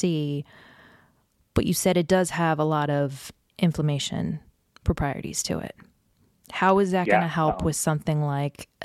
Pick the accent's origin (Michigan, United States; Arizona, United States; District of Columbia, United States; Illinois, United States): District of Columbia, United States; Washington; I grew up in the Washington, D.C. area, where dad had a top secret clearance